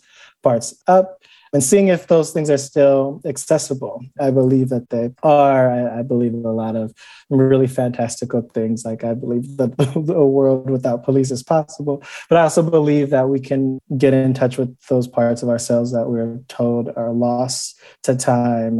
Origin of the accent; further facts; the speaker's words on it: Cleveland, Ohio, United States; growing up in Cleveland